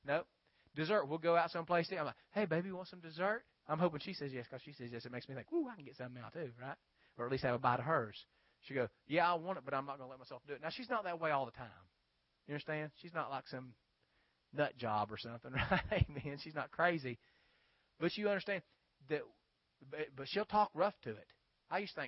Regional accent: West Virginia, United States; now in South Georgia, United States; I grew up in West Virginia. A lot of people would throw their trash out on the banks along 12 Pole Creek in Wayne County

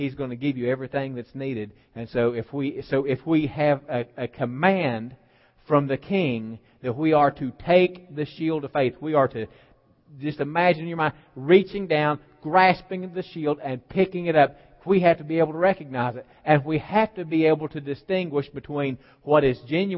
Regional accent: West Virginia, United States; I'm from West Virginia

